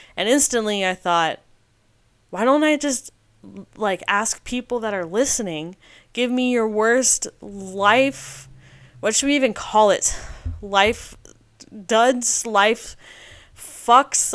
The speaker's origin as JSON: {"language": "English", "country": "United States", "said": "I am an American"}